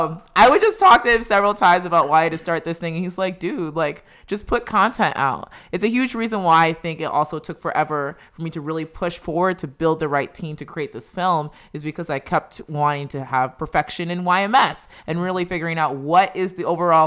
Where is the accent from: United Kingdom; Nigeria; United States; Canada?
Nigeria; moved away; So you see, I came with my parents from Nigeria. So with that immigrant mentality, it's like you can take on the world.